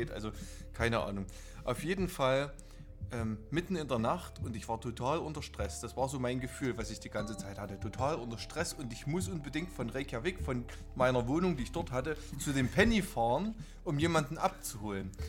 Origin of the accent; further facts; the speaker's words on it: Bad Reichenhall, Bavaria, Germany; ich komme doch nicht aus Bernstein, meine Güte. Ich komme aus Bad Reichenhall.